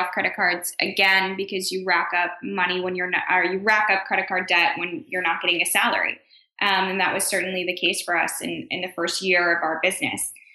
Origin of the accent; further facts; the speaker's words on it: Chicago, Illinois, United States; now in New York City, United States; so I grew up in Chicago